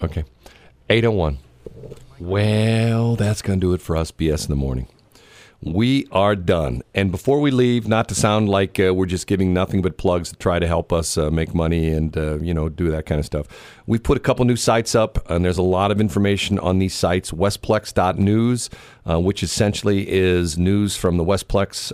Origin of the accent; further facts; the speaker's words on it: United States; I'm an American and proud of the fact that I have certain freedoms